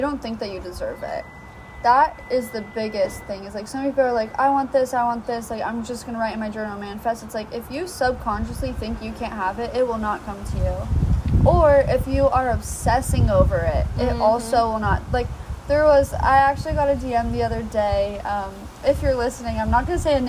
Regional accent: Ventura, California, United States; my hometown Ventura

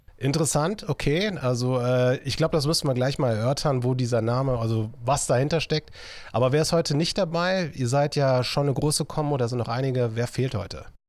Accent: Viersen, North Rhine-Westphalia, Germany; Heute bin ich wieder in Viersen unterwegs, da freue ich mich, so meine Heimatstadt musikalisch gesehen, aber auch so von der Geburt her, A K H Viersen.

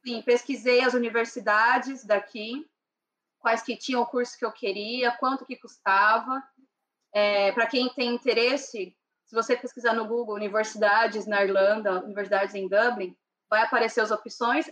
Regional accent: São Paulo, Brazil; moved away as an adult; now in Ireland; eu sou de São Paulo capital, nasci e cresci em São Paulo

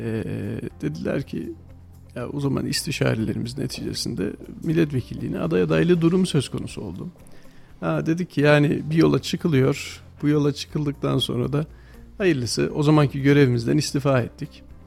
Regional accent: Kayseri, Kayseri Province, Turkey; Çorakçılar Mahallesi'nde büyüdüm

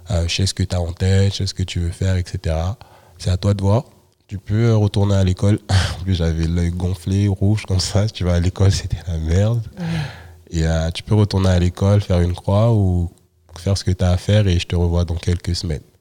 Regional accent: Saint-Denis, Île-de-France, France; moi je viens de Saint-Denis

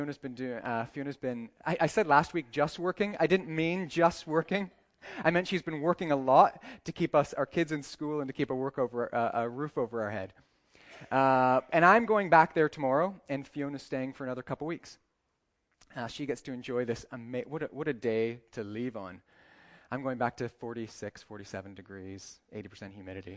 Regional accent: Northern Ireland, United Kingdom; moved away as an adult; also born or lived in Canada; now in United Arab Emirates; live in the UAE, Canadian, but live most of my life in Ireland

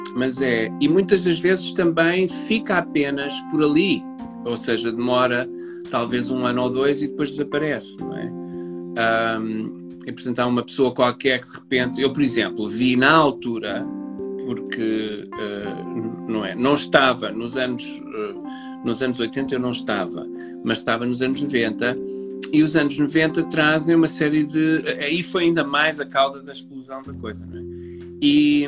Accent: Portugal; somos portugueses

